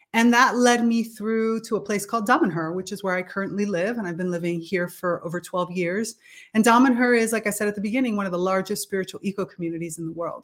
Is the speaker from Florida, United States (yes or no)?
yes; Miami, Florida, United States; moved away as an adult; now in Italy; Growing up in South Florida, in Miami